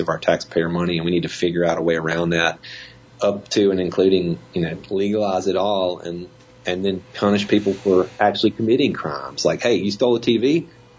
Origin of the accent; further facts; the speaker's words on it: Jackson, Mississippi, United States; also born or lived in Washington, D.C.; I grew up country boy in Mississippi, right? I mean, it was not that far out of the Jackson